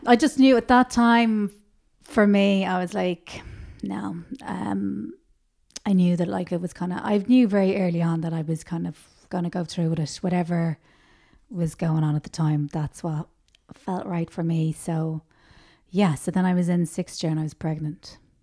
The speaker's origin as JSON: {"language": "English", "town": "Dublin", "region": "Leinster", "country": "Ireland", "tie": "born or raised there", "also_born_or_lived": "Tallaght", "said": "I grew up in Rathfarnham"}